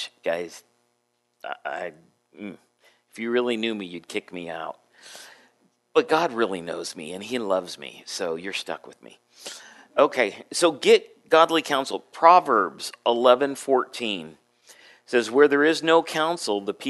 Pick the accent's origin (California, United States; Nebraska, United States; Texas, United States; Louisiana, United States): California, United States; San Diego; moved away as an adult; also born or lived in Adak, Alaska; I grew up in San Diego, so I'm used to, you know, nice climate